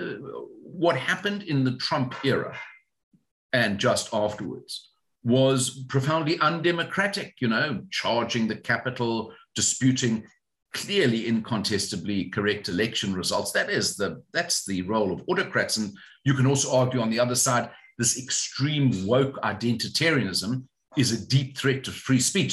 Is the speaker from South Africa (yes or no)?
yes; South Africa; as a South African citizen